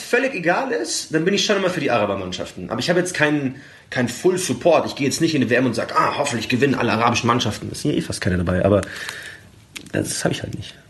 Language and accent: German; Munich, Bavaria, Germany; gerade als Münchner